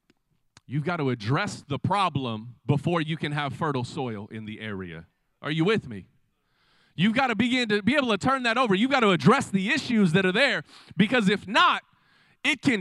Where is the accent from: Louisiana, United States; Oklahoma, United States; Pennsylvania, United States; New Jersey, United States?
Oklahoma, United States; Del City; I grew up right here in the Del City community.